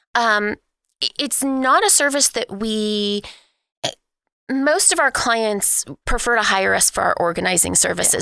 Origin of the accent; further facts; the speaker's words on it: Oklahoma City, Oklahoma, United States; I am, uh, born and raised in Oklahoma City